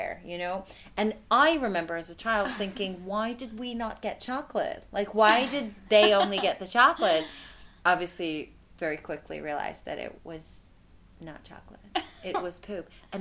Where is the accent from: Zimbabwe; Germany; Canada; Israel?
Israel; now in United States; I was 10, and I was living in Israel because I'm from Israel